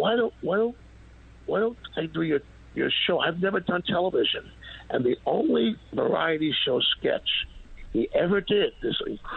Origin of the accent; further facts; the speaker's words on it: New York City, New York, United States; a city I'm brought up in, New York